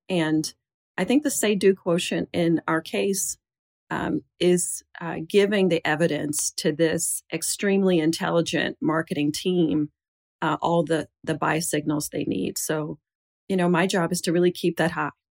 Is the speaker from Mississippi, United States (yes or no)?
yes; Jackson, Mississippi, United States; a girl growing up in Jackson, Mississippi